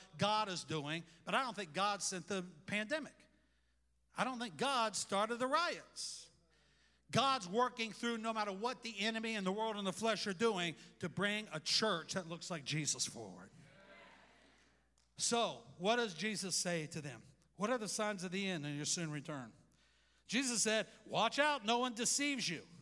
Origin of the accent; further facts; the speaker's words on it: United States; I love America. I love being an American